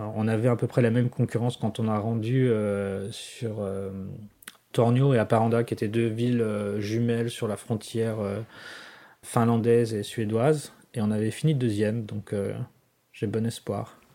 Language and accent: French; France; moved away as an adult; now in Washington, United States; je suis français plus que jamais